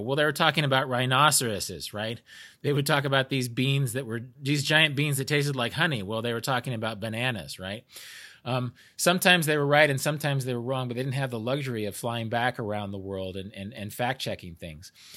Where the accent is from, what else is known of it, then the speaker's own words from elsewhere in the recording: United States; I'm an American